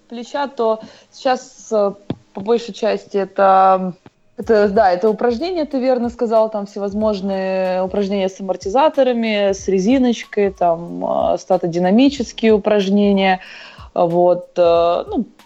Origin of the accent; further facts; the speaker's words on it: Donetsk Oblast, Ukraine; also born or lived in Crimea; все детство я провела в Крыму, в Донецкой области, и как бы уже тогда закладывался у меня фундамент.